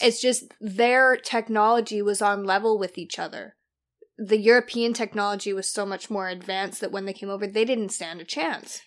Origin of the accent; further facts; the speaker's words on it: Canada; now in Australia; being Canadian and coming to Australia